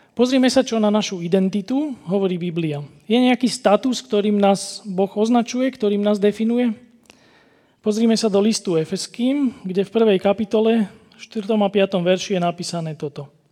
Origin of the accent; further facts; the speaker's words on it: Slovakia; u nás na Kopaniciach sa tomu hovorí, že moja huba predbieha môj rozum